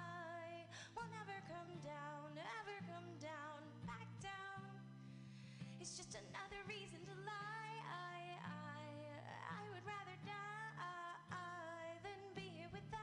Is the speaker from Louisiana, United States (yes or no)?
yes; Louisiana, United States; now in San Francisco, United States; I grew up in Louisiana, the, like, younger part of my growing up